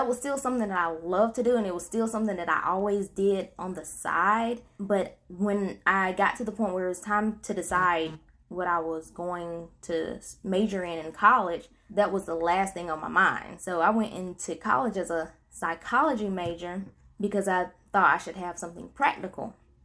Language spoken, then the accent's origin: English; Princeville, North Carolina, United States; now in Tarboro, United States; I had just recently moved back to my hometown, which is Princeville, North Carolina